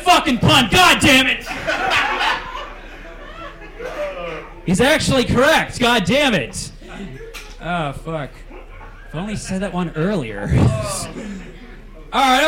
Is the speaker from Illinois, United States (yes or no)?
no; Lodi, California, United States; I'm from the great town of Lodi, California.